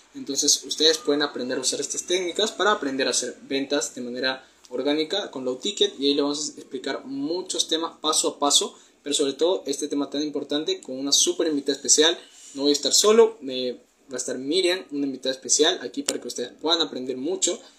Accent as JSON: {"language": "Spanish", "country": "Peru", "said": "tengo 19 años, soy de Perú"}